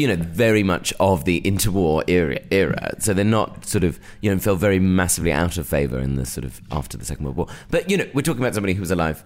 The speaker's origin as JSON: {"language": "English", "town": "Bromley", "region": "London", "country": "United Kingdom", "said": "I'm from Bromley. Oh, yes."}